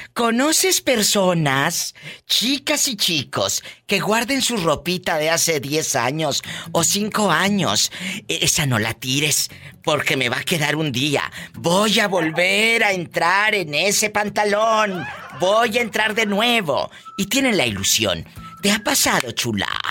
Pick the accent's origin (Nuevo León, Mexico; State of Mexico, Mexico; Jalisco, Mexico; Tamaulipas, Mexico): Tamaulipas, Mexico; Matamoros; Yo soy de Matamoros